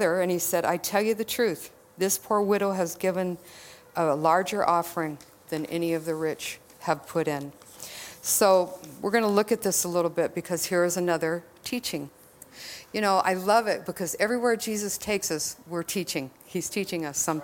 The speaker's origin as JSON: {"language": "English", "region": "Texas", "country": "United States", "said": "I'm from Texas"}